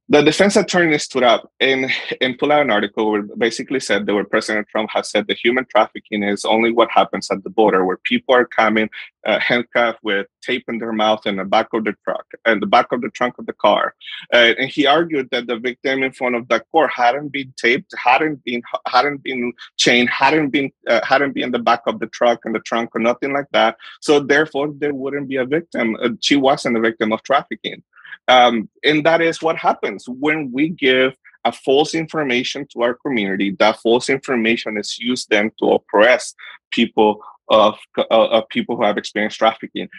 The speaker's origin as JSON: {"language": "English", "country": "Honduras", "tie": "born or raised there", "moved": "yes", "said": "I am from Honduras. I was born and raised in Honduras."}